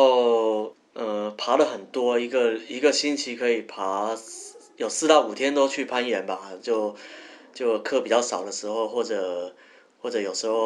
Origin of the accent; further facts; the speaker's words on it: Taiwan; moved away as an adult; also born or lived in Guangzhou; 我是台湾人，